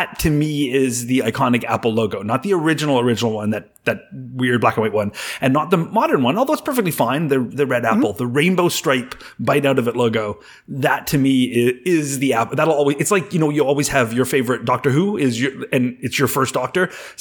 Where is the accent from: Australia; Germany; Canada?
Canada; I'm from Canada